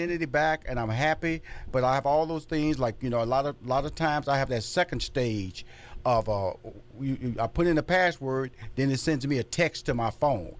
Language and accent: English; Houston, Texas, United States; now in New York City, United States; I'm originally from Houston, Texas, but I lived on the Upper East Side, 86 and 1st.